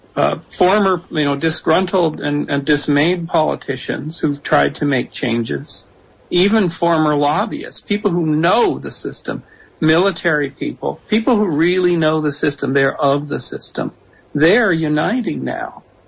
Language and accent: English; Canada; moved away as an adult; also born or lived in San Jose, United States; now in New Jersey, United States; I'm from Canada